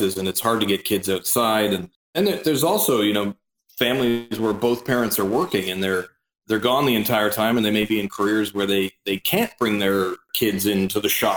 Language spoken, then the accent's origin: English; Norval, Ontario, Canada; I grew up north of Oakville, Ontario, in a tiny little hamlet called Norval